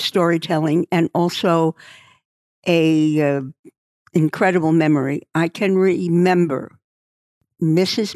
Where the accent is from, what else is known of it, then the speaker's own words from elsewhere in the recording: New York City, New York, United States; moved away as an adult; also born or lived in Dallas / Beverly Hills; I was born in Brooklyn